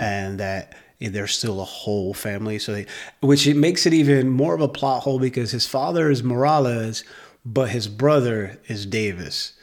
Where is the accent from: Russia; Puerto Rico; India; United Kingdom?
Puerto Rico; I'm biracial, but I'm still Puerto Rican